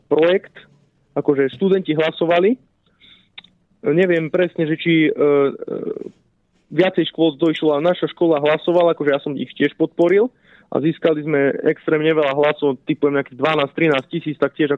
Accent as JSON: {"language": "Slovak", "town": "Slovenská Ľupča", "region": "Banská Bystrica Region", "country": "Slovakia", "tie": "born or raised there", "said": "v mojej rodnej dedinke Slovenskej Lubči"}